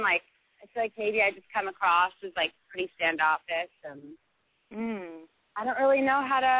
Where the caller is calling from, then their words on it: San Francisco, California, United States; I'm calling from San Francisco, California.